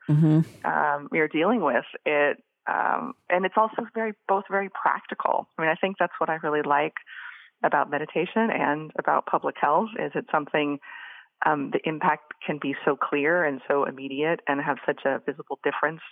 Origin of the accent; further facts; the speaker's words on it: Boise, Idaho, United States; moved away; I was living growing up in Boise, Idaho